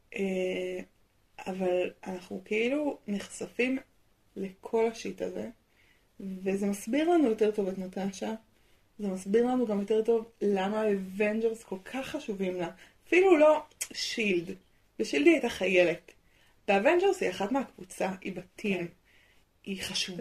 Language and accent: Hebrew; Israel; נולדתי בארץ